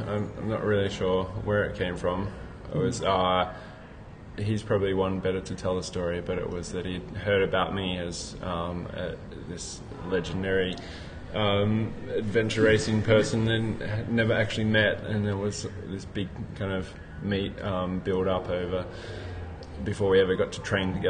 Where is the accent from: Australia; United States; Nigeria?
Australia; Northern Territory; now in Sydney, Australia; I grew up in the Northern Territory, so Arnhem Land and in the outback.